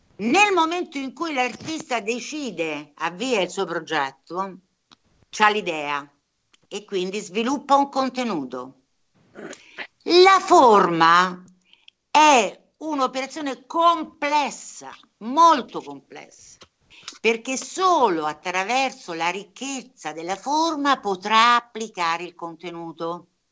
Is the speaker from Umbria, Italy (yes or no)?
yes; Averino, Umbria, Italy; a pochi chilometri da qui c'è l'Averino, il mio paese d'origine